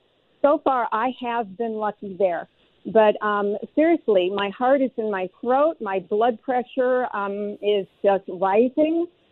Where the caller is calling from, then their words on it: Milwaukee, Wisconsin, United States; moved away as an adult; I'm calling from Lake Elmo. And I moved here a few years ago from Milwaukee.